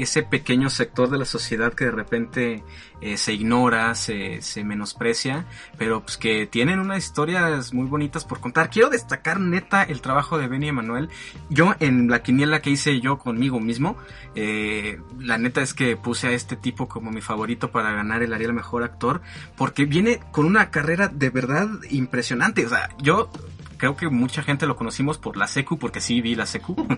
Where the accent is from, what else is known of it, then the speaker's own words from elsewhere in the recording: Mexico; yo soy mexicano, orgullosamente